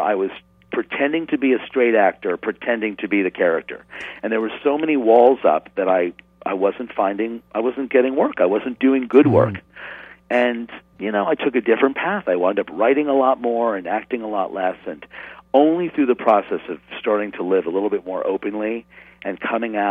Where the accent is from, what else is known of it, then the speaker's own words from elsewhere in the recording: New York City, New York, United States; I grew up in New York City in the 70s, and then north of the city in the suburbs